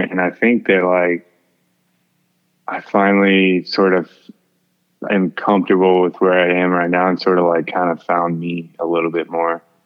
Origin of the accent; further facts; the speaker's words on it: Houston, Texas, United States; I'm from Houston